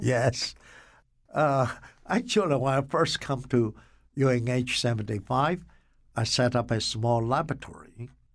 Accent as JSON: {"language": "English", "country": "Taiwan", "tie": "born or raised there", "also_born_or_lived": "Rugao, China", "moved": "as an adult", "lives_now": "Connecticut, United States", "said": "I grew up in Taiwan"}